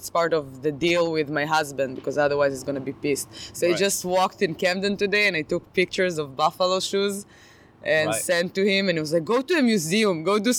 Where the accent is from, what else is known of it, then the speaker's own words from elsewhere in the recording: Israel; now in Boston, United States; I live in Boston now, but originally I'm from Israel.